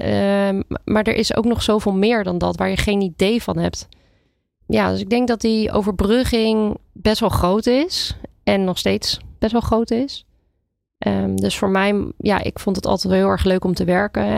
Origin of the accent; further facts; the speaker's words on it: Brielle, South Holland, Netherlands; now in Huizen, Netherlands; Ik eh, kom uit de buurt van Rotterdam. Dus eh, ik ben opgegroeid in Brielen.